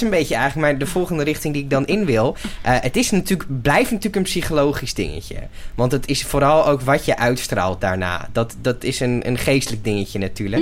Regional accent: Netherlands; als Nederlanders

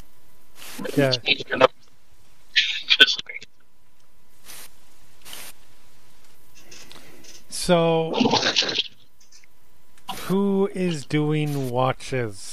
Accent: United States; I'm American

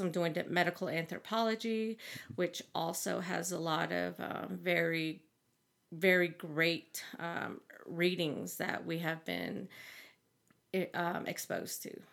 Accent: Big Mountain, Arizona, United States; moved away as an adult; now in Flagstaff, United States; I'm from Big Mountain, Arizona

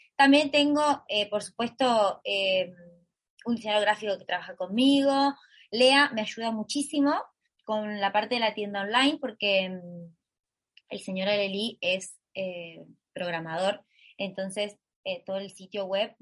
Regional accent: Totoras, Santa Fe, Argentina; Y soy de Argentina, vivo en un pueblo, un pueblito de Argentina que lo llamamos graciosamente en redes sociales Totolandia, pero en realidad se llama Totoras

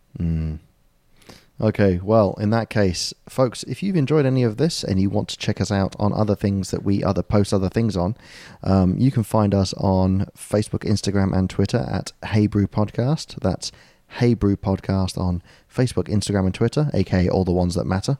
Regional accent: United Kingdom

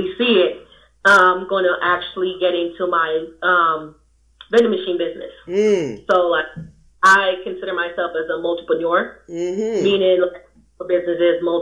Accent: Jamaica; moved away; I'm from Jamaica.

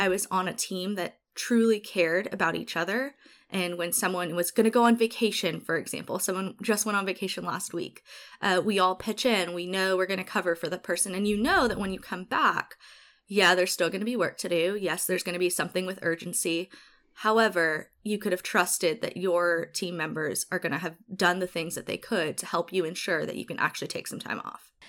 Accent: Honolulu, Hawaii, United States; moved away as an adult; also born or lived in Eastern Washington; now in Seattle, United States; it was amazing growing up there

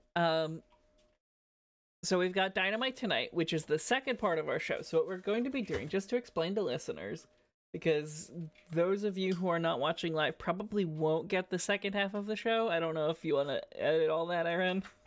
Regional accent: New Jersey, United States; now in Toronto, Canada; as much as I am currently residing in Toronto, I am from New Jersey

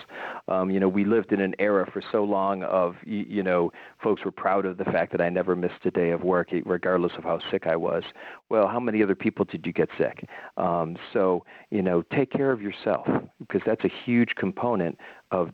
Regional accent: Cleveland, Ohio, United States; moved away as an adult; now in North Carolina, United States; I grew up in Cleveland, Ohio

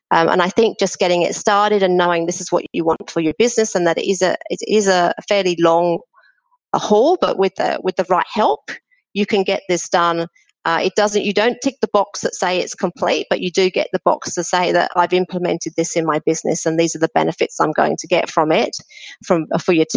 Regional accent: Australia; I'm from Australia

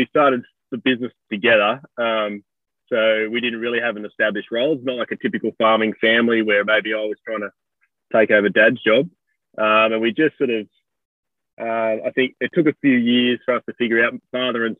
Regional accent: South Coast, New South Wales, Australia; I'm originally from the South Coast, which is where I'm farming now, of New South Wales.

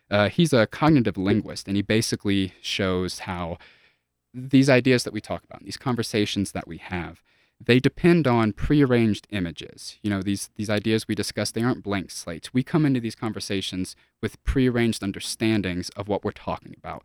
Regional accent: South Louisiana, United States; moved away as an adult; now in Colorado, United States; I'm from South Louisiana

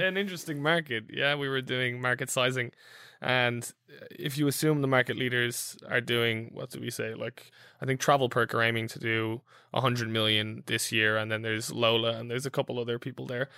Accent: Ireland; I'm Irish

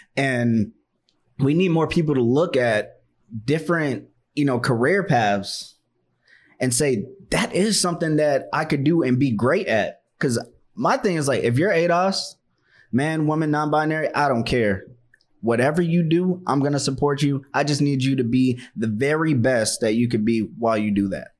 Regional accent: Washington, District of Columbia, United States; moved away; I'm from Chocolate City, I'm from Washington, D C

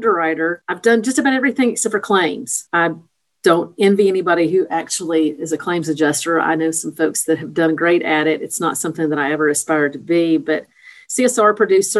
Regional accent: Nashville, Tennessee, United States; also born or lived in Clarksville, Tennessee / North Carolina; now in Chattanooga, United States; I grew up in L.A., also known as Lower Antioch, south of Nashville

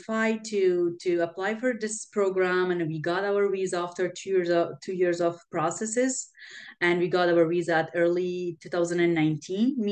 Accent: Afghanistan; I'm from Afghanistan.

